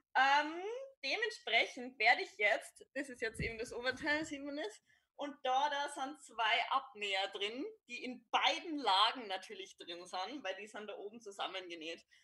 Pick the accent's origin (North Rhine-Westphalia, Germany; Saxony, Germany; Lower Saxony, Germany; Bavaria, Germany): Bavaria, Germany; Upper; now in Vienna, Austria; Also ich bin ein, ein Bayer, ich würde jetzt nicht ganz spezifizieren, wo ich herkomme, aber nur so viel, ich komme aus Oberbayern.